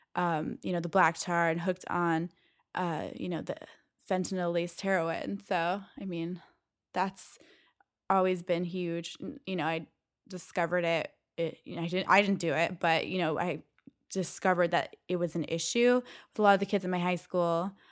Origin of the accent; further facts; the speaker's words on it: Valencia, California, United States; I grew up in Valencia, California